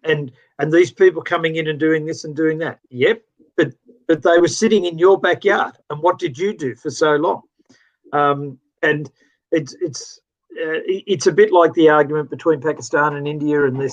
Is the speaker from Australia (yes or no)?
yes; Australia; As an Australian